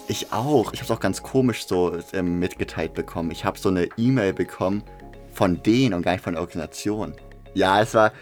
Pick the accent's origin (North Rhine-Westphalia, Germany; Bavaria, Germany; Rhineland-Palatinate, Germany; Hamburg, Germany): Hamburg, Germany; ich komme aus Hamburg